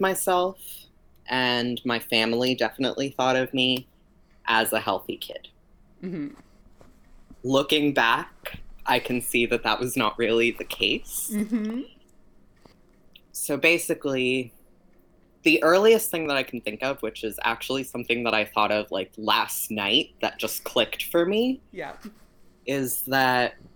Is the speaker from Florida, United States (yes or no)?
yes; Miami, Florida, United States; also born or lived in Venezuela; I was born in Venezuela, and I grew up in Miami